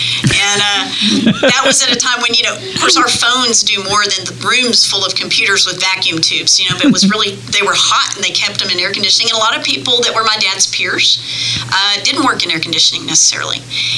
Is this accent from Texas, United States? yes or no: yes; New Braunfels, Texas, United States; born there; I was born on Valentine's Day in 1963 in New Braunfels, Texas.